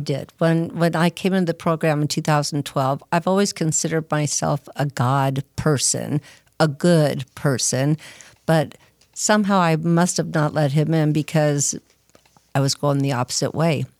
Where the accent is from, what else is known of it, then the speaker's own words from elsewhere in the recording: Arcadia, California, United States; I'm from, uh, Arcadia, California, Southern Cal.